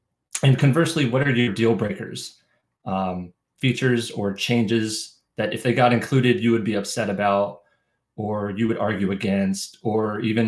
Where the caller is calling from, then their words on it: Raleigh, North Carolina, United States; I am calling in from Raleigh, North Carolina.